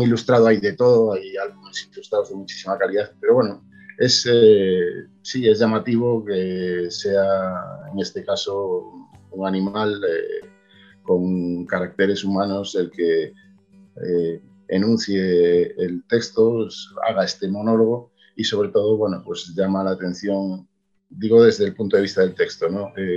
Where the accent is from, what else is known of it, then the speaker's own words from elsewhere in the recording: Galicia, Spain; yo, soy gallego y escribo en gallego